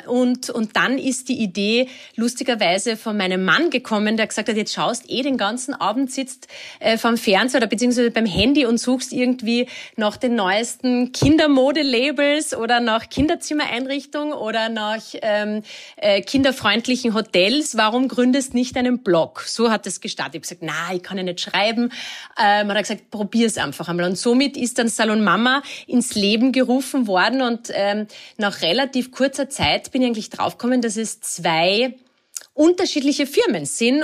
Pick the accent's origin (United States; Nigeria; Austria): Austria; Lake Wörthersee, Carinthia; ich bin ja, ähm, in Kärnten am Wörthersee aufgewachsen